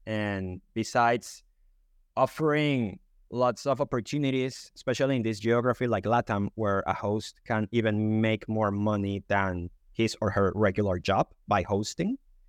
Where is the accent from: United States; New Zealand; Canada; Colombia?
Colombia; English is a second language; now in United Kingdom; I'm Colombian, but I've been living in the UK. That's why my accent is a bit different.